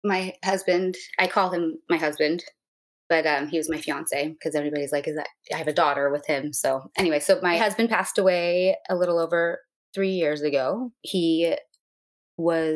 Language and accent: English; Santa Monica, California, United States; I am from Santa Monica, California